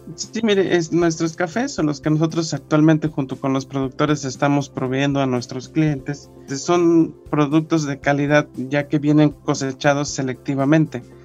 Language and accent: Spanish; Mexico; nosotros como sociedad mexicana